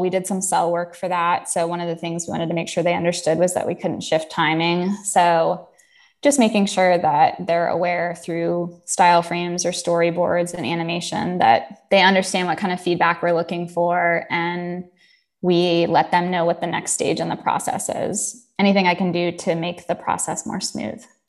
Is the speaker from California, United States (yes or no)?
no; Jacksonville, Florida, United States; moved away as an adult; also born or lived in upstate New York; originally I am from Jacksonville, Florida. So uh, grew up in the South